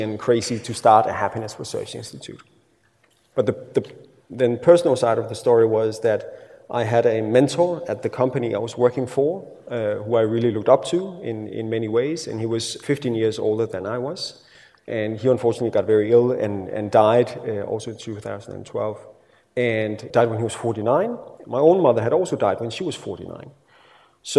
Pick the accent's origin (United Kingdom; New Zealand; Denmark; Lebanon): Denmark; first language Danish; English is a second language